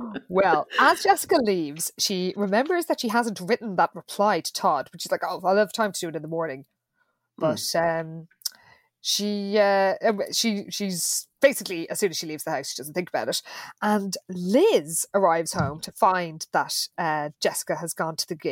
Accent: Ireland; as all Irish people know

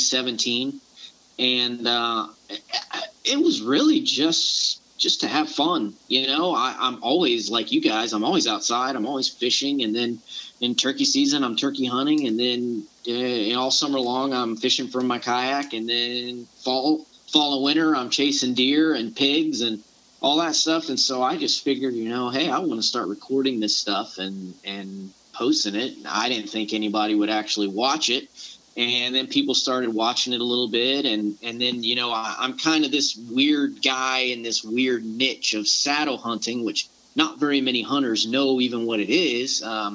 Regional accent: Florida, United States; now in Fort Stewart, United States; But I was born and raised in the South. I grew up in the Panhandle of Florida, or Panama City and Pensacola area, so I'm very familiar with the swamps and the type of hunting that you guys deal with.

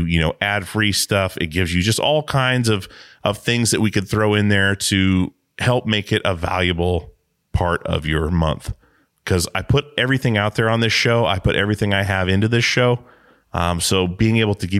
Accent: Alaska, United States; now in Portland, United States; I grew up on a small island in Alaska

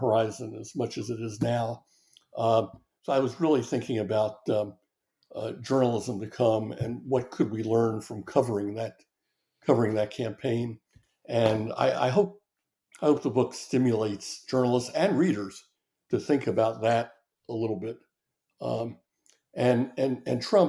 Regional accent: the North, United States; moved away; I'm from the North

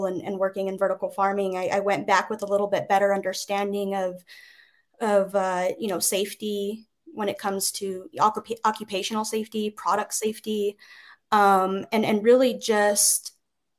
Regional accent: New Mexico, United States; in my home state

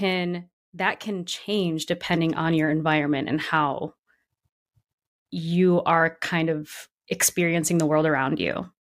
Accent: Grand Rapids, Michigan, United States; now in Brooklyn, United States; not a lot of diversity in Grand Rapids, Michigan.

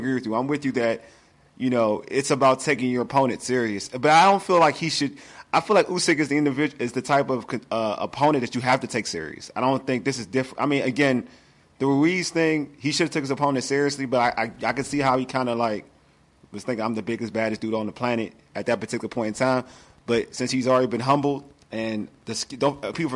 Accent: Nigeria; I'm Nigerian

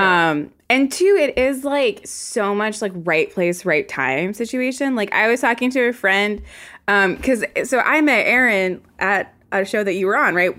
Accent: Virginia, United States; accent: Southern; moved away; I'm from Virginia.

